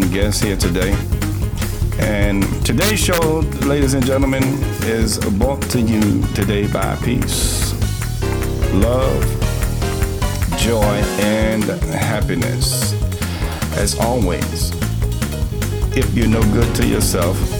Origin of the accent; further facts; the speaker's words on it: New York City, New York, United States; now in Spartanburg, United States; New York City. That's because that's where I'm from